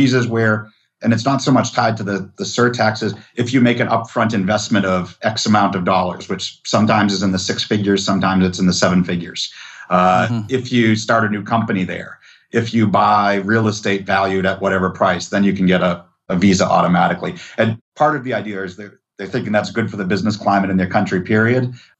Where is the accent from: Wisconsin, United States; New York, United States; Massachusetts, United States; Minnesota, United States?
Massachusetts, United States; now in Texas, United States; And I was a migrant from Massachusetts to Texas. So the epitome of liberal state person who moves here.